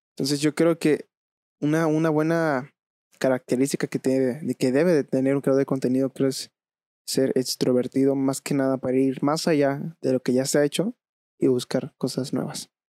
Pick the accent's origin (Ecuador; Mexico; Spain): Mexico; Veracruz; now in Querétaro, Mexico; yo radico en la ciudad de, Querétaro, pero bueno, yo vengo de Veracruz